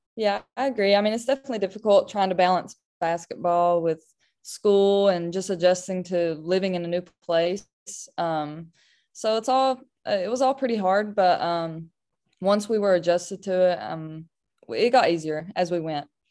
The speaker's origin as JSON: {"language": "English", "region": "Kentucky", "country": "United States", "tie": "born or raised there", "said": "my state, my hometown"}